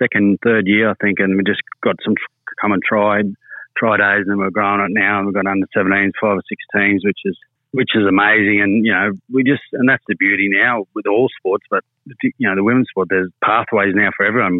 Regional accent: Charleville, Queensland, Australia; also born or lived in Cunnamulla, Queensland; I grew up in Cunnamulla in Charleville.

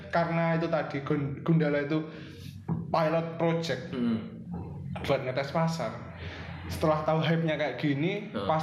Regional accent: Java, Indonesia; accent: medok; kami logat kami yang medok

